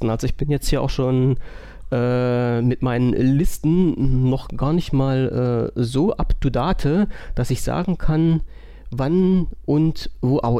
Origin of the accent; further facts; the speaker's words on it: Saxony, Germany; ich bin Sachse, ich darf Itachi sagen.